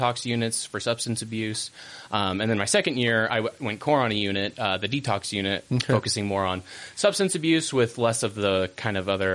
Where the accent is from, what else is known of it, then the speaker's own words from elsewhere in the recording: San Diego, California, United States; moved away; I'm from San Diego originally